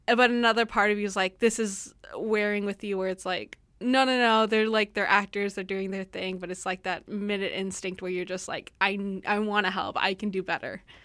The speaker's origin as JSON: {"language": "English", "country": "United States", "said": "I'm American"}